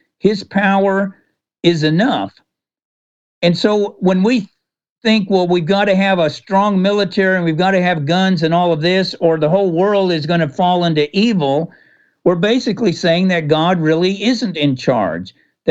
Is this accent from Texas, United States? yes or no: yes; Texas, United States; I'm from Texas myself.